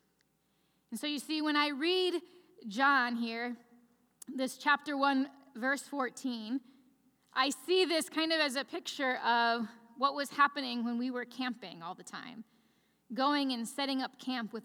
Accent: Chicagoland area, northwest Indiana, United States; I'm from the Midwest, from the Chicagoland area, right northwest Indiana, right outside Chicago.

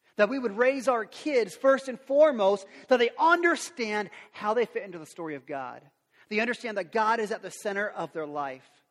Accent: Lincoln, United States; I grew up around Lincoln, it was on Lincoln and 33rd

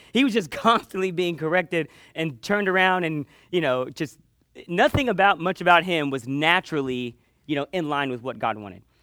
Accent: Panama City, Florida, United States; I grew up in Panama City on the beach

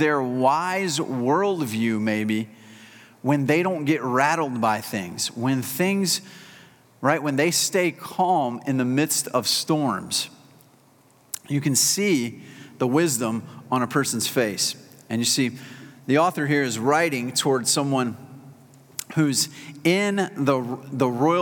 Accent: South Carolina, United States; I'm a South Carolinian

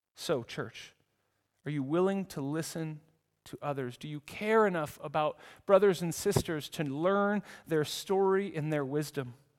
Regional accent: United States; moved away as an adult; now in Zurich, Switzerland; in the U S where I come from

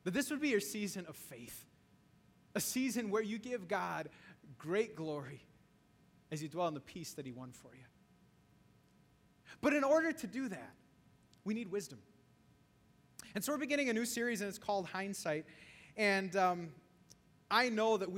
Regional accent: Wisconsin, United States; now in Chicago, United States; Growing up in Wisconsin

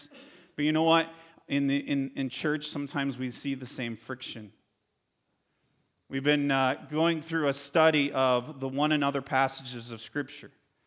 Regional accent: Connecticut, United States; moved away; I grew up in Connecticut

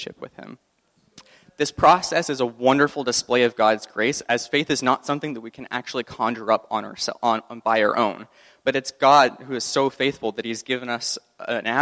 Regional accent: Canada; We're Canadian

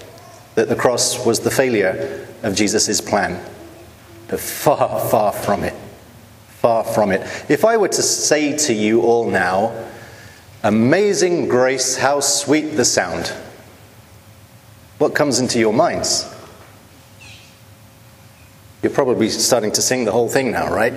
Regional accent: United Kingdom; as a British person

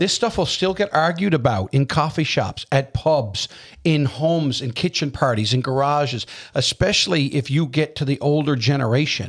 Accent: Newfoundland and Labrador, Canada; also born or lived in Prince Edward Island; I'm from Newfoundland

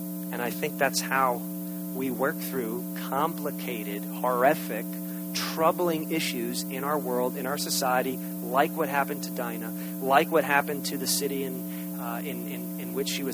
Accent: United States; as American citizens

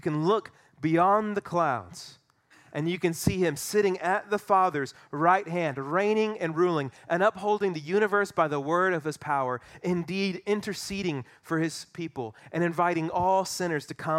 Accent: Southern United States, United States; I'm white. Going to a mosque would be weird. I grew up in the Bible Belt. I had Christian parents.

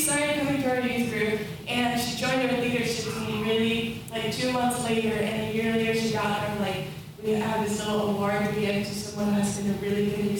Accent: Estonia; I am from Estonia

